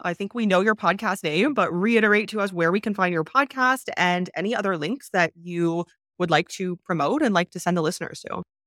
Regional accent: Canada; moved away; also born or lived in China; I'm actually from Canada

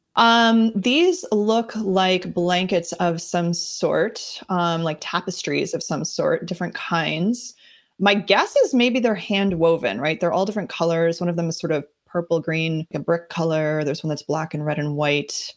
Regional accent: New Jersey, United States; now in Boston area, United States; I'm from New Jersey originally

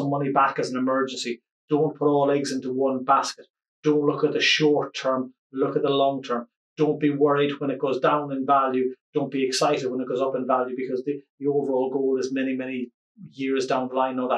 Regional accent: Ireland; as an Irish person

